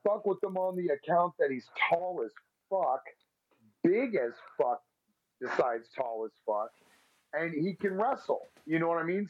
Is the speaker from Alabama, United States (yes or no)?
no; Texas, United States; I'm from Texas, and I mean, I I don't think I got too much of a Texas accent.